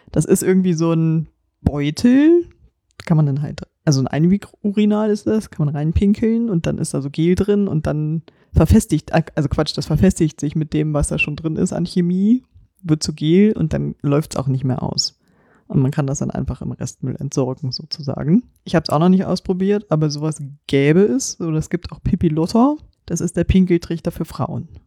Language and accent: German; Lüneburg, Lower Saxony, Germany; wir sind ja aus Lüneburg, Landkreis zumindest und Stadt